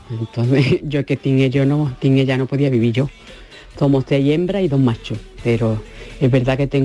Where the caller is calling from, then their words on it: Ronda, Andalusia, Spain; llamo de Ronda.